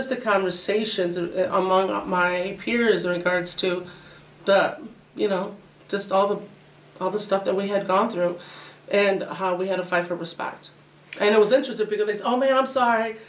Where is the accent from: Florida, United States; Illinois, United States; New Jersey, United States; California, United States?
Illinois, United States; Oswego; also born or lived in Aurora; I was born in Aurora, but my mom and dad had purchased a home in Oswego, so I was raised in Oswego